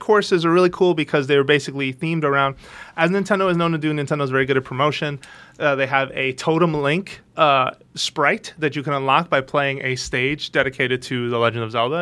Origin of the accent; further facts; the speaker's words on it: United States; being American